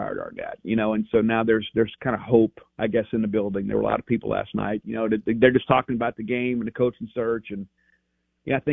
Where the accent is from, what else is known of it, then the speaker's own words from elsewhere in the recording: South Mississippi, United States; I grew up in South Mississippi.